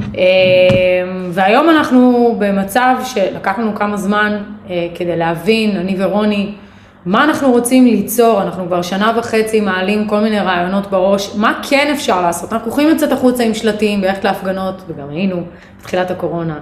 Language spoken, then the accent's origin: Hebrew; Israel; אנחנו כישראלים